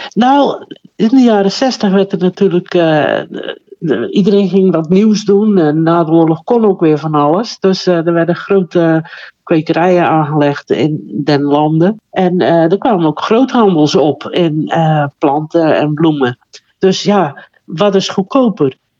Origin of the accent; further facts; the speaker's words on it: Terneuzen, Zeeland, Netherlands; Terneuzen. Daar ben ik geboren en getogen.